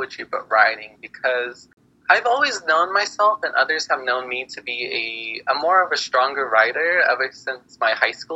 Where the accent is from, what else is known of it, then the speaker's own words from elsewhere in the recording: New Mexico, United States; also born or lived in Navajo Nation; I'm from New Mexico